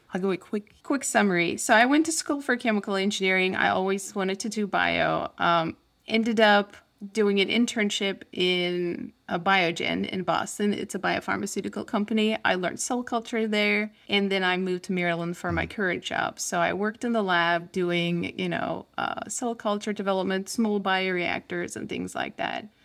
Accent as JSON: {"language": "English", "country": "Turkey", "tie": "born or raised there", "moved": "yes", "said": "I grew up in Turkey, so I went to school in Turkey"}